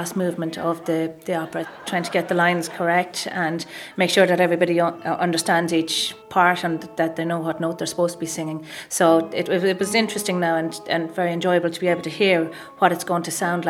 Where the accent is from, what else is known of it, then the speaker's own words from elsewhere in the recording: Carlow, County Carlow, Ireland; I'm from Carlow originally.